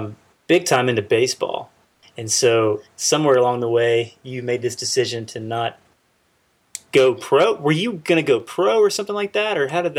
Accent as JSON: {"language": "English", "town": "Russellville", "region": "Arkansas", "country": "United States", "moved": "yes", "said": "I'm from Arkansas originally. Really? Yeah, well, yeah. Russellville."}